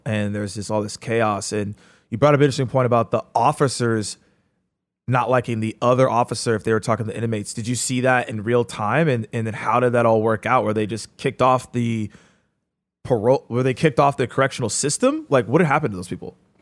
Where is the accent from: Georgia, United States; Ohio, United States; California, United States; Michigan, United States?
Georgia, United States; Atlanta; I'm from Atlanta.